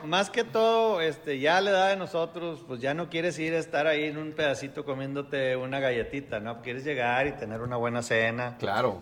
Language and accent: Spanish; Mexico; soy mexicano.